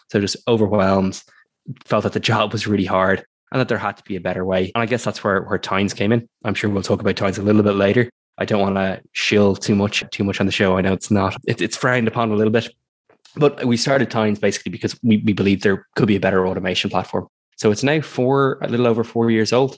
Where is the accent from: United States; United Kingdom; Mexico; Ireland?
Ireland; I'm also from Ireland